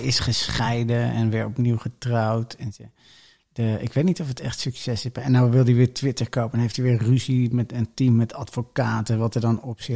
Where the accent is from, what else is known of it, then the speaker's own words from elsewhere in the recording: Benschop, Utrecht, Netherlands; ik kom uit Benschop